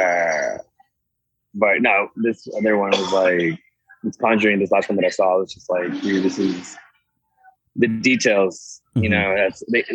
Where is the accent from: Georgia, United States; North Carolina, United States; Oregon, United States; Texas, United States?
Texas, United States; Mesquite; also born or lived in Monterrey, Mexico; I did go to high school in Mesquite